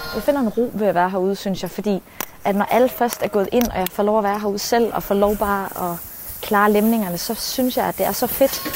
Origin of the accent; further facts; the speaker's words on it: Fjelde, Zealand, Denmark; Så vi boede i Fjelle.